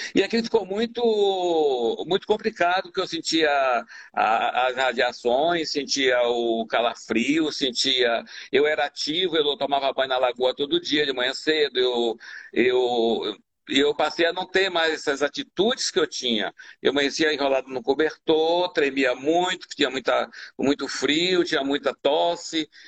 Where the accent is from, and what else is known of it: Bahia, Brazil; moved away as an adult